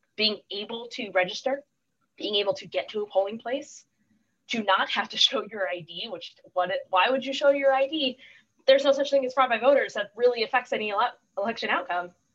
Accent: Oceanside, California, United States; I grew up in Oceanside, which is a uh, San Diego in general, very strong military.

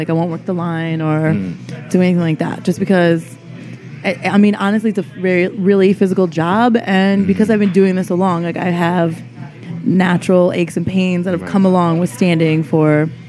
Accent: Connecticut, United States; now in New York, United States; I'm Connecticut.

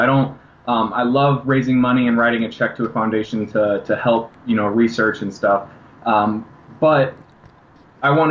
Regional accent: Washington, Illinois, United States; moved away; a lot of people in my hometown who were always rooting for me and always had that belief

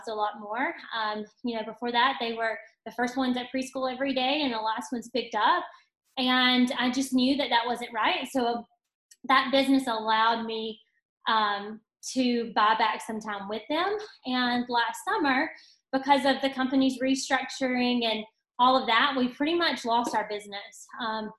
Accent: Tuscaloosa, Alabama, United States; also born or lived in Northport, Alabama; I am from Tuscaloosa, Alabama

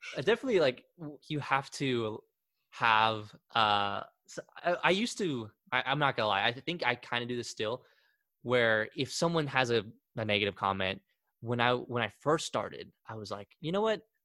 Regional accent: Wichita, Kansas, United States; also born or lived in Argentina; i grew up most of my life here

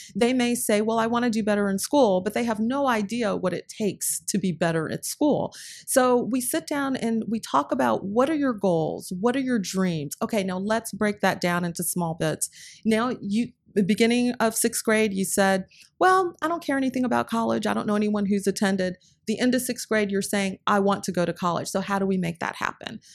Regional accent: North Carolina, United States; I grew up in North Carolina

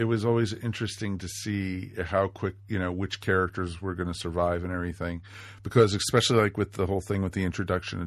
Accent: Washington, District of Columbia, United States; I grew up in Washington, D.C.

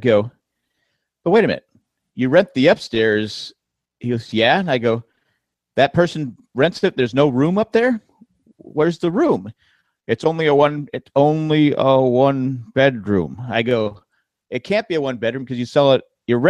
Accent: York, Pennsylvania, United States; I can say I was born in the capital of the United States.

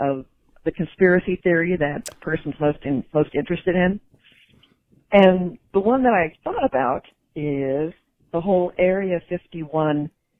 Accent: Dallas-Fort Worth area, Texas, United States; I grew up in the Dallas-Fort Worth area

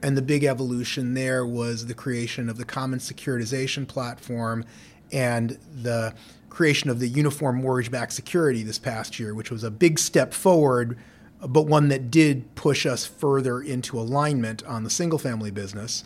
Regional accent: New York City, New York, United States; grew up in New York City in Lower Manhattan

